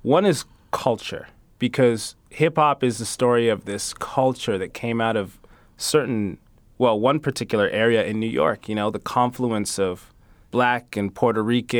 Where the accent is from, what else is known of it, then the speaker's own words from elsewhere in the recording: London, Ontario, Canada; when my family arrived from East Africa to London, Ontario, which is, for people that don't know London, Ontario, I say it's like Clevelan